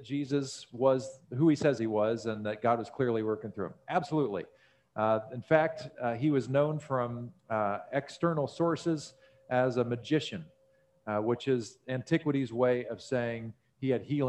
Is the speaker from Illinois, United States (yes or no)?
no; Missouri, United States; born there; I was technically born in Missouri. So, you know, I resonate with that deeply.